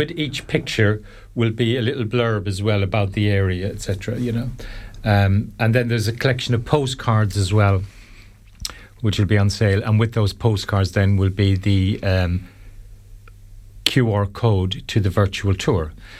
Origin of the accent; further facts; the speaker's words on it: Limerick, Munster, Ireland; I grew up, I'm from Limerick, and Kilkee was my spot when I was young.